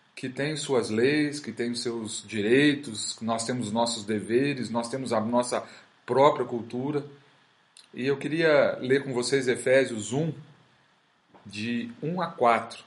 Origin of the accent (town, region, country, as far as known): Brazil